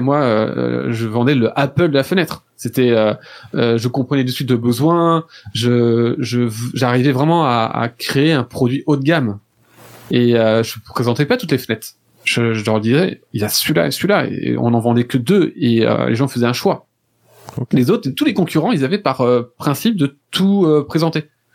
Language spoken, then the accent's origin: French; France; je suis français